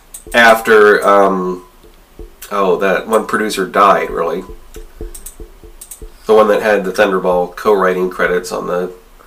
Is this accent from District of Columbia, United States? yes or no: no; Marietta, Georgia, United States; I remember growing up in Marietta, Georgia